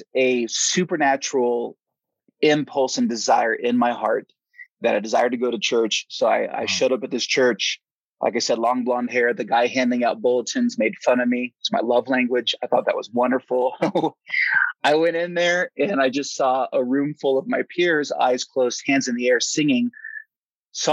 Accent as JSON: {"language": "English", "area": "Silicon Valley, Southern Bay Area", "region": "California", "country": "United States", "tie": "born or raised there", "also_born_or_lived": "Portland, Oregon", "moved": "as an adult", "lives_now": "Flagstaff, United States", "said": "I was raised in the Silicon Valley, Southern Bay Area, went to the same high school as Steve Jobs and Wozniak"}